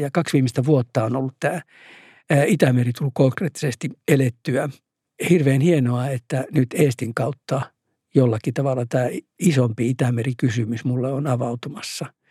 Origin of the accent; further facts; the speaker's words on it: Oulu, North Ostrobothnia, Finland; Koko mun synnyinkaupunkini vauraus liittyy mereen, koska siinä on tervanpoltto ja, ja metsät tietysti.